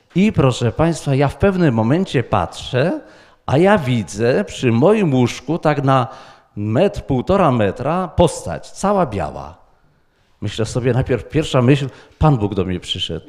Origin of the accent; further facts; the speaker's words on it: Wrocław, Lower Silesian Voivodeship, Poland; z Wrocławia